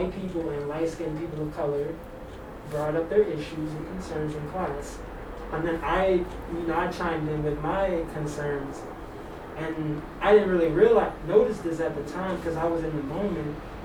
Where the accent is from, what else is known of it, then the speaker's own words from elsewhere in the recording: New Orleans, Louisiana, United States; accent: New Orleans; now in Seattle, United States; people say I don't sound like I'm from New Orleans, but it's like my New Orleans accent comes out if I'm, like, around people